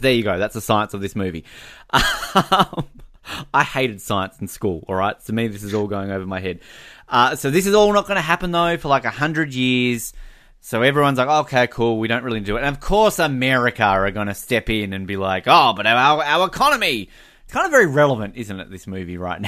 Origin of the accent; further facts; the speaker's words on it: Hobart, Tasmania, Australia; growing up in Hobart, we were the, uh, Australian headquarters for Antarctic research